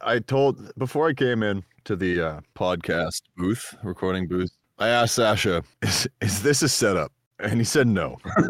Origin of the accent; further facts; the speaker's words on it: New Brunswick, Canada; I'm from New Brunswick, which is it's a great place. I love it. There's all kinds of people there. It's a small province with small towns and small mines.